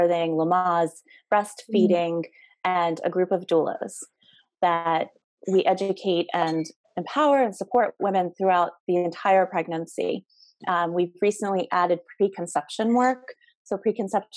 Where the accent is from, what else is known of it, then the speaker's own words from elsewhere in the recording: New York, United States; moved away as an adult; also born or lived in Aspen / London / Paris / Los Angeles; now in Jersey Shore, United States; I grew up here in New York.